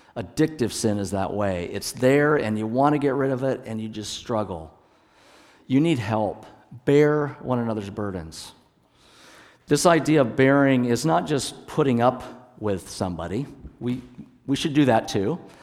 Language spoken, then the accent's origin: English; Hood Canal area, Washington, United States; I was born up in Washington State, up on the Hood Canal area of Washington. And so the church where my dad was the pastor was right at the base of the Olympic Mountains